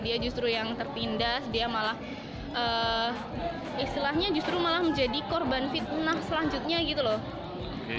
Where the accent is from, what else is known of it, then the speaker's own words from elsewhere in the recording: Kulon Progo, Special Region of Yogyakarta, Indonesia; di sini aku orang asli Jogja